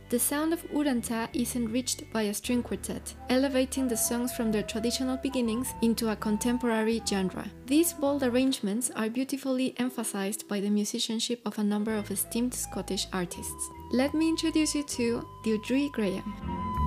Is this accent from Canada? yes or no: no; Mexico; I'm from Mexico